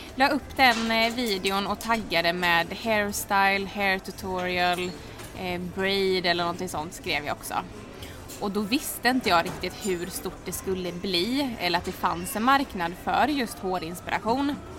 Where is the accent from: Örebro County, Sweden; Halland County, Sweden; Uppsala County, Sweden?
Halland County, Sweden; Halmstad; moved away as an adult; also born or lived in Oslo, Norway; now in Stockholm, Sweden; Jag är född och uppvuxen i Halmstad